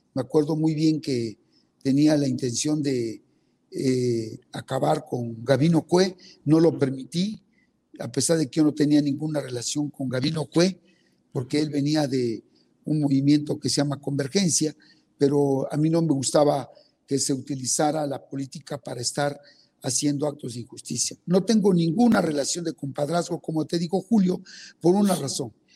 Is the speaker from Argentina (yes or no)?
no; Betaza, Oaxaca, Mexico; first language Zapotec; Spanish is a second language; yo soy oaxaqueño, nacido en una comunidad indígena que se llama Betaza, soy zapoteco, hablo mi lengua indígena